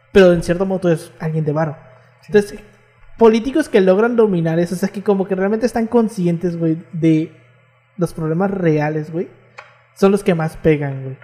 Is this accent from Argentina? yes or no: no; Tabasco, Mexico; el estado de enamoramiento es el peor que existe, y eso que yo soy del estado de Tabasco, güey.